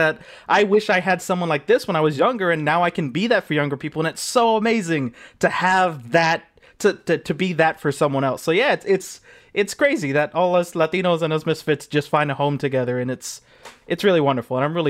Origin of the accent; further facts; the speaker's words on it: Los Angeles, California, United States; I grew up in a predominantly white town. What was the name? San Pedro.